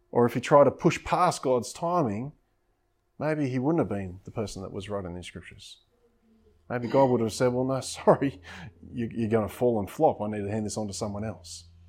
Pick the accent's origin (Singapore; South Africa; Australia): Australia; Coffs Harbour, New South Wales; moved away; also born or lived in Coomera / South Coast; growing up in Coffs Harbour and things like that, I love the coastline